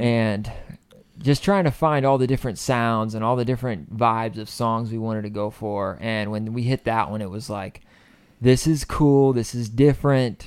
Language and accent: English; Clayton, North Carolina, United States; moved away as an adult; born and raised in a little town called Clayton, east of Raleigh